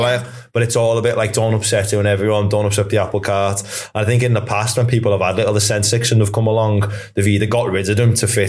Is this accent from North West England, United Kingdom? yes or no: yes; Liverpool, North West England, United Kingdom; accent: Scouse; I'm from Crocky.